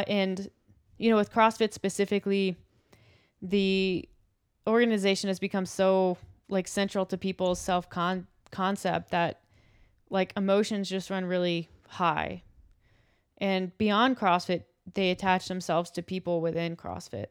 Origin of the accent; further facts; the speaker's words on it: United States; I think I am an American, and I feel proud for that, and it's be- it's part of my identity